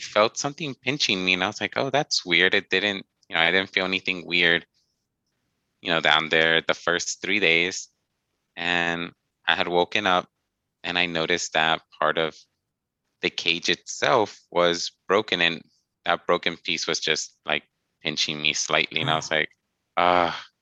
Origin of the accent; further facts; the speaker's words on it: Texas, United States; my hometown, at least in Austin